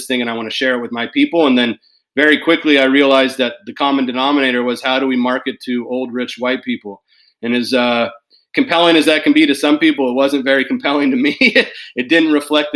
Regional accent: Davis, California, United States; moved away as an adult; now in Portland, United States; born and raised in Davis, California, residing in Portland, Oregon

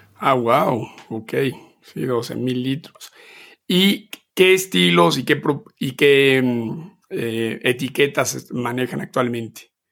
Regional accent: Mexico; moved away as an adult; yo nací, crecí en México hasta los 19 años

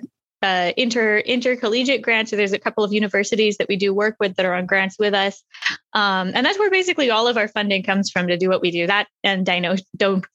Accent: Manassas, Virginia, United States; moved away as an adult; now in Los Angeles, United States; I grew up in Manassas, Virginia, right outside DC

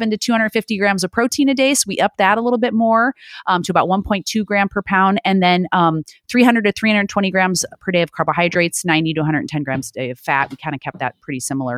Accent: Illinois, United States; now in California, United States; I live in California now, but I'm born and raised in Illinois

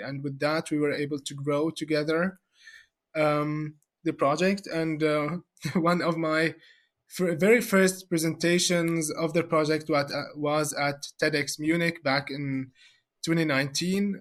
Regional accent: Syria; moved away as an adult; now in Germany; I'm personally from, from Syria

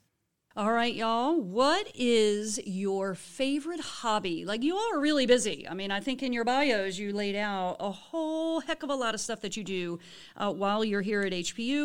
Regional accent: Baltimore area, Maryland, United States; also born or lived in New Orleans; now in High Point, United States; I am from the Baltimore area

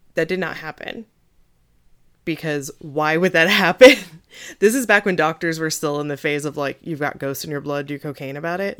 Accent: Missouri, United States; my home state, Missouri

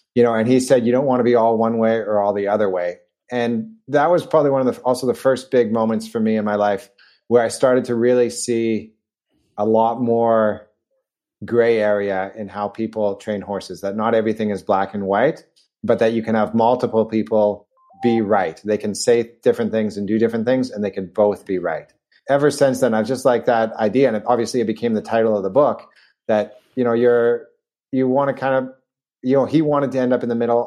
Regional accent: Vancouver, British Columbia, Canada; moved away; I grew up in Vancouver in Canada

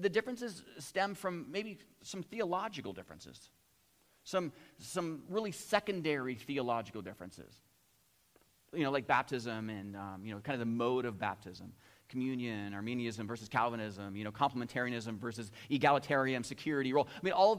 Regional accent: United States; now in Chatham, Canada; I grew up in the United States

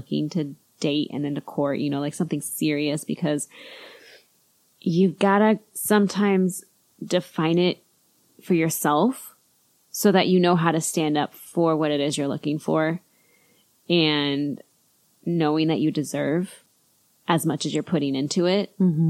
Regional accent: United States; We're just American. I don't know. We live

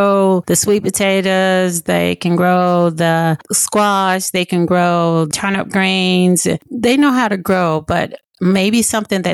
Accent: Blytheville, Arkansas, United States; I am originally from Blytheville, Arkansas, a small rural town in the Delta. I grew up in a home and my mom had 8 kids

